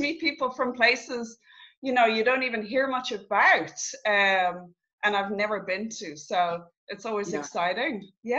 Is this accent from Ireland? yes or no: yes; Dublin, Leinster, Ireland; now in Galway, Ireland; I was born in Dublin. So I actually only moved to Galway. I left Dublin when I was 21. I went traveling, lived abroad for quite a few years. And so just came back to Ireland a year and a half ago.